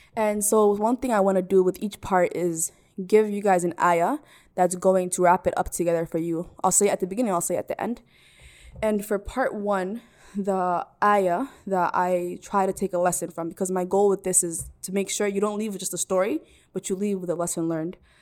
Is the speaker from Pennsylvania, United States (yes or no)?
no; Minneapolis, Minnesota, United States; also born or lived in Salalah, Oman; I am from Minneapolis, recording this from Minneapolis right now. I was born here. raised here